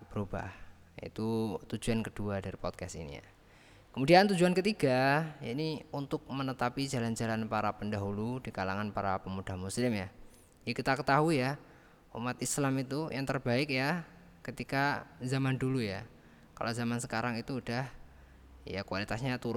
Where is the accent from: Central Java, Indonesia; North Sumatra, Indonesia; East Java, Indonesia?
East Java, Indonesia; Nganjuk; Nganjuk itu ya kota Nganjuk ya, kota tempat tinggal saya, tempat saya lahir ya di Nganjuk.